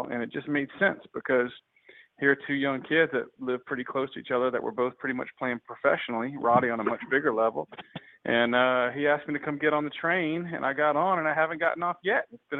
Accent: Lafayette, Louisiana, United States; also born or lived in Abbeville, Louisiana; we're equidistant from Lafayette. I'm south about 18 miles and Roddie's north about 18 miles. But we were both born and raised in Lafayette, but as we've gotten older, we've settled to these little rural communities

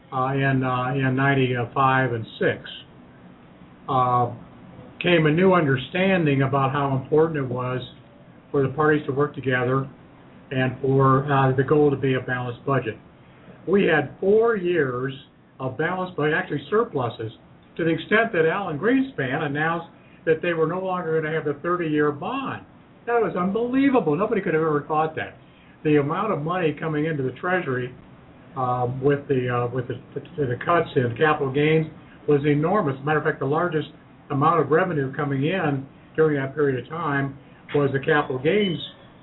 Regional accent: Ohio, United States; building tires in my hometown and Cooper Tire and Rubber Company

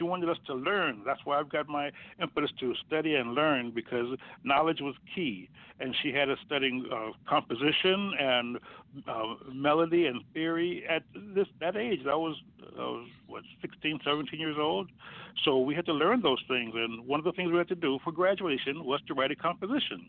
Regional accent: Chicago, Illinois, United States; I grew up on Woodlawn Avenue, actually, in Blackstone, where our high school was, 3-4 blocks away. So that was our neighborhood, Hyde Park

